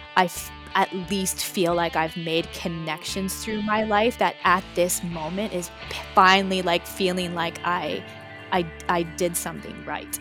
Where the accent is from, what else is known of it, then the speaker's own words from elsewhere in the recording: Waterloo Region, Ontario, Canada; I was born in the Waterloo region area.